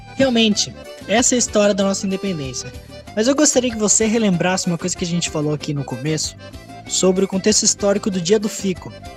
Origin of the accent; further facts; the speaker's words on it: Brazil; eu sou brasileiro